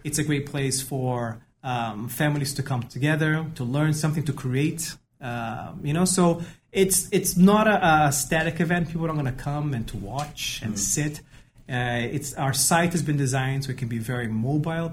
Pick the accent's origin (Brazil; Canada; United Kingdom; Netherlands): Brazil; moved away as an adult; also born or lived in United States; now in Dubai, United Arab Emirates; I am originally from Brazil